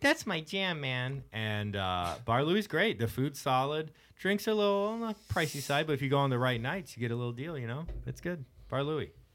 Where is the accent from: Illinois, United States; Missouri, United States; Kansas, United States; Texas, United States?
Texas, United States; Houston; growing up in Houston